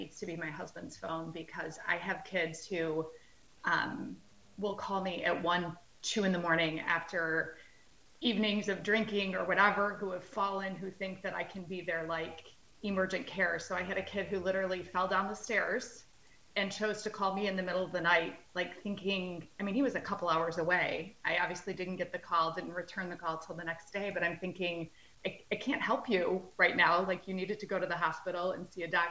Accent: Michigan, United States; so I was born and raised in Michigan, did college in Michigan

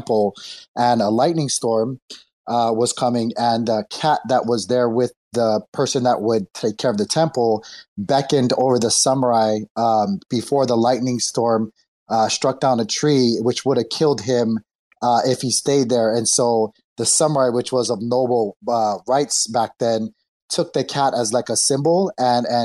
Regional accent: Hawaii, United States; I was born in Hawaii. And it's a big, big, you know, obviously big Asian culture there. And I saw them everywhere I went when I was a young boy.

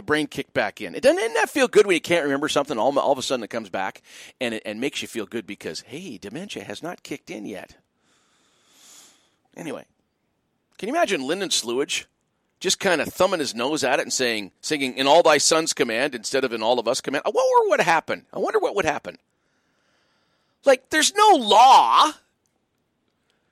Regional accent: Canada; I'm as patriotic as anybody. I love being Canadian.

